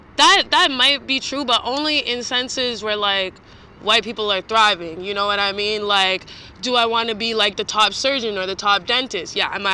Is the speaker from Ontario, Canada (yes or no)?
yes; Toronto, Ontario, Canada; moved away as an adult; now in New York, United States; I'm 25 years old. I am a lady. I'm born and raised in Toronto, but right now we out here in New York.